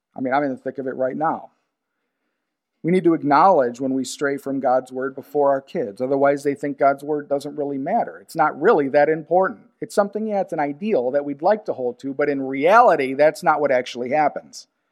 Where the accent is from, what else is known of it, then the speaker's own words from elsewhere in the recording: United States; Being an American